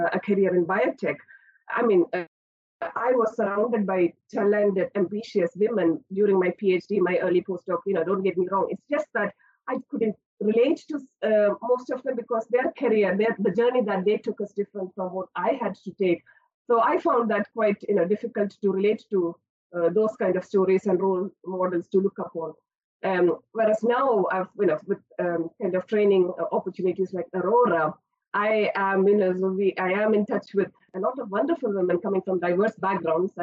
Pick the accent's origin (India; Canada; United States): India; moved away as an adult; now in Aberdeen, United Kingdom; I'm not from the UK. I spent my childhood and early years of higher education in India.